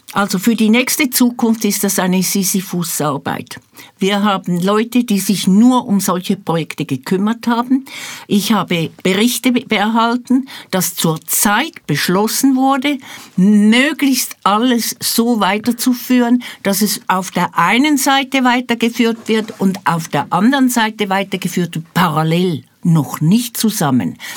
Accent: Switzerland; moved away as an adult; now in Jerusalem, Israel; vor 54 Jahren aus der Schweiz ausgewandert als Resultat vom Sechstagekrieg. Denn ich war in einem zionistischen Jugendbund mit 17 Jahren und nach zwei Jahren, 1969, bin ich ausgewandert

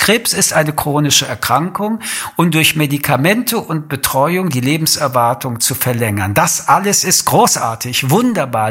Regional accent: Germany; bei uns in Deutschland

